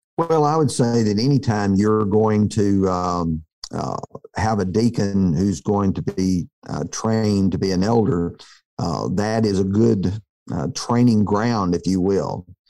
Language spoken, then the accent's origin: English; near Tuscaloosa, Alabama, United States; I grew up near Tuscaloosa